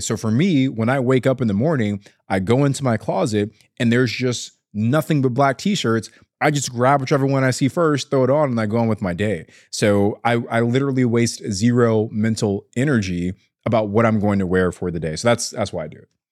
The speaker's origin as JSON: {"language": "English", "town": "Ontario", "region": "California", "country": "United States", "tie": "born or raised there", "said": "my hometown is Ontario, California"}